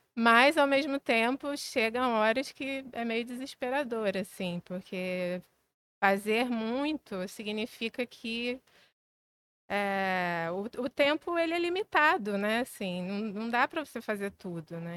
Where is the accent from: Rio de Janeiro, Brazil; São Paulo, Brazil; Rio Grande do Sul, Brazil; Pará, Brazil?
Rio de Janeiro, Brazil; Maricá; moved away as an adult; now in Rio de Janeiro, Brazil; eu cresci em Maricá, cresci numa cidade pequena